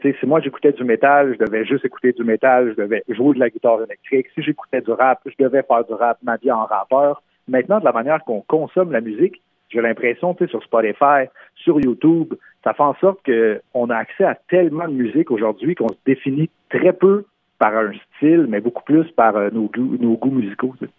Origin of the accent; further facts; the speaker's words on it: Terrebonne, Quebec, Canada; first language French; chez nous, à Terrebonne, sur la rive nord de Montréal